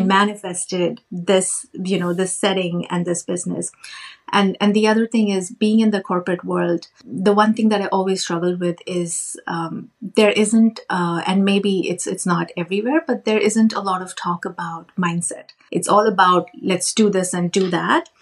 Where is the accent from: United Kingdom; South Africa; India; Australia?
India; moved away as an adult; now in Canada; I grew up in India I did a, um, my master's in computer science